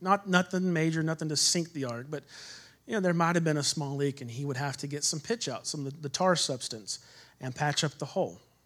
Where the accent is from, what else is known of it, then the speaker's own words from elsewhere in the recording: Texas, United States; I'm from Texas